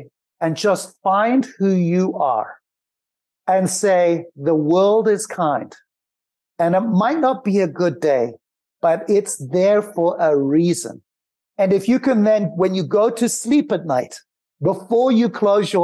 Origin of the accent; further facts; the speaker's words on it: Zimbabwe; moved away; I grew up in Zimbabwe with nothing